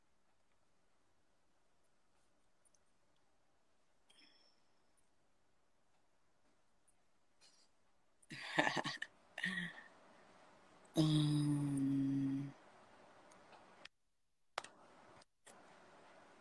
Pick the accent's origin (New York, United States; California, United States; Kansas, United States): California, United States; San Jose; In San Jose, my hometown